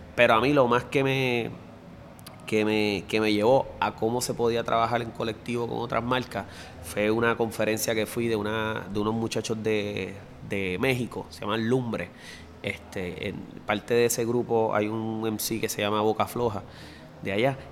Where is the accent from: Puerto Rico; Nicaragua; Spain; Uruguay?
Puerto Rico; Bayamón; yo soy graduado de la High del Pueblo ahí en Bayamón, que es el mismo centro